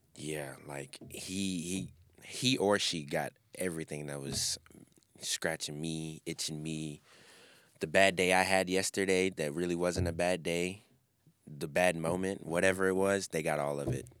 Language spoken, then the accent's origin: English; Memphis, Tennessee, United States; I grew up in Memphis